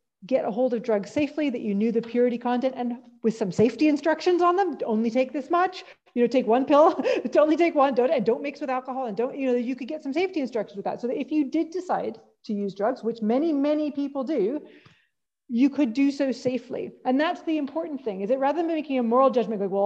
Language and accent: English; Calgary, Alberta, Canada; moved away as an adult; now in Scotland, United Kingdom; So my hometown is Calgary.